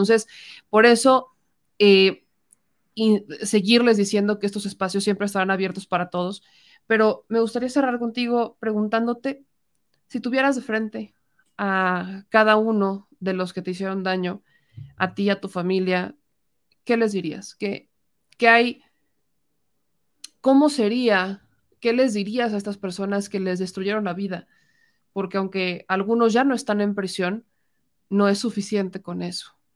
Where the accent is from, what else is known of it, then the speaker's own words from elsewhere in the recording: Mexico; gente que nace aquí, que crece aquí, que trabaja aquí, que son nuestros somos, paisanos, somos mexicanos